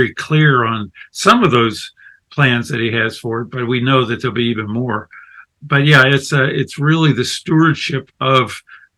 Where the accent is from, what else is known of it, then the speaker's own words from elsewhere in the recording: the South, United States; I'm American from the deep south or the mid-south